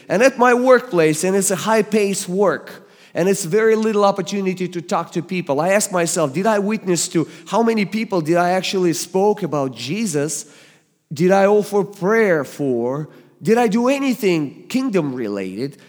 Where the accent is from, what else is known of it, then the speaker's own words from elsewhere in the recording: Russia; English is a second language; moved away as an adult; now in United States; I was born and raised in the Soviet Union